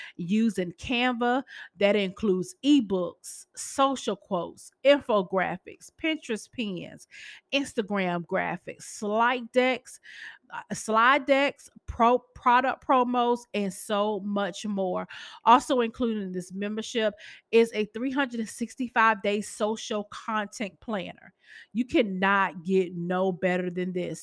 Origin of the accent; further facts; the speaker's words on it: Boston, Massachusetts, United States; I'm from Massachusetts.